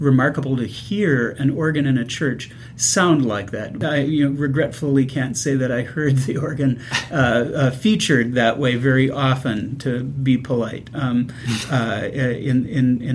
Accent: Richfield, Minnesota, United States; I grew up in a south suburb of Minneapolis, Richfield, Minnesota.

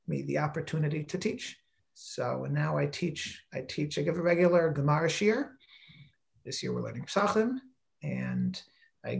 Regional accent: Silver Spring, Maryland, United States; moved away as an adult; also born or lived in Israel; I'm from Silver Spring, Maryland, and I grew up going to local schools

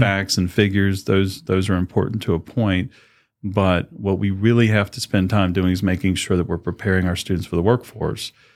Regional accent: Chesapeake, Virginia, United States; moved away as an adult; also born or lived in Henry County; I had the great honor to come back home to my hometown here

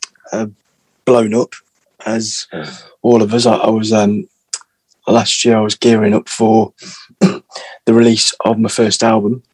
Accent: Little Eaton, East Midlands, United Kingdom; also born or lived in North London; now in London, United Kingdom; I am from a village called Little Eaton in the beautiful county of Derbyshire.

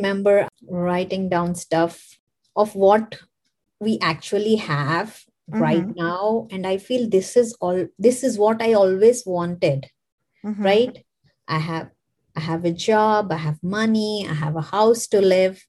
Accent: India; moved away as an adult; now in United States; I'm an immigrant like from India. I hail from India

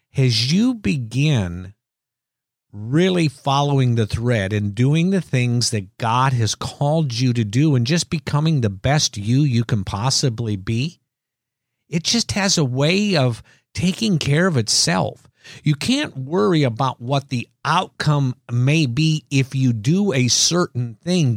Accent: Iowa, United States; growing up in Iowa that it seemed to be Easter and Christmas that our family always went to church

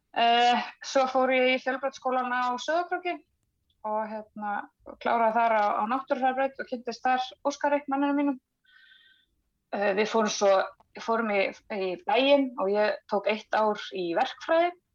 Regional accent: Tannstaðabakki, Northwestern Region, Iceland; also born or lived in Hvanneyri; ég er frá Tannstabakka í Hrjóttuferði Eh, fætt hér og, og uppalinn

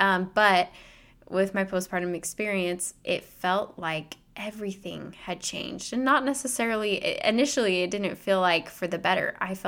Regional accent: Utah, United States; now in Iowa, United States; We're currently living in Iowa. We have been for the last several years. We're going from Iowa to Utah, that's where I grew up, and that's where a lot of family members are and friends, and it feels like home.

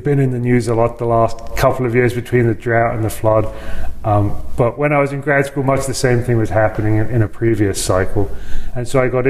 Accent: London, United Kingdom; moved away as an adult; also born or lived in Los Angeles, United States; now in Lincoln, Nebraska, United States; I grew up in the United Kingdom, in London, in suburban London

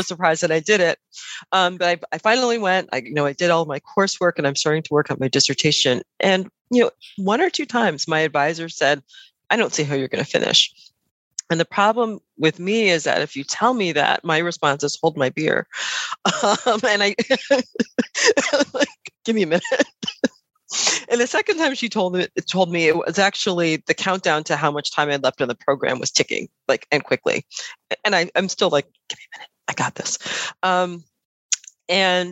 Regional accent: Chicago, Illinois, United States; now in New York, United States; I'm originally from Chicago, now live in New York

